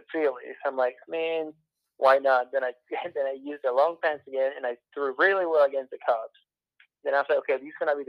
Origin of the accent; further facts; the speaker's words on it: Venezuela; moved away; when I was growing up in Venezuela, I would go watch winter baseball games